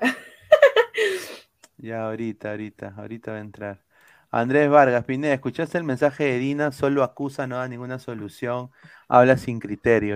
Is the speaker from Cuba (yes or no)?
no; Peru